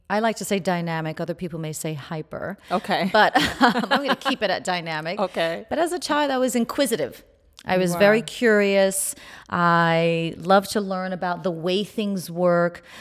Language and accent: English; Port-au-Prince, Ouest, Haiti; born there; I was born in Port-au-Prince, Haiti.